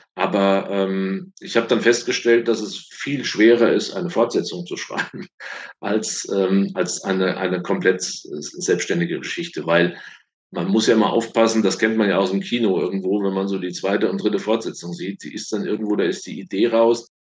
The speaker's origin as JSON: {"language": "German", "town": "Oppenheim", "region": "Rhineland-Palatinate", "country": "Germany", "said": "Ich komme aus Oppenheim, aus dem schönen Rheinhessen"}